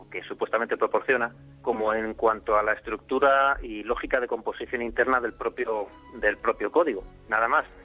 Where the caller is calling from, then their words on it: Torrejón de Ardoz, Community of Madrid, Spain; Hola, buenas noches. Soy … de Torrejón